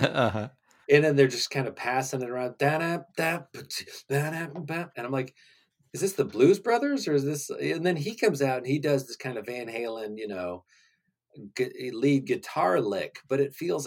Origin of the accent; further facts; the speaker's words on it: West Virginia, United States; we're from West Virginia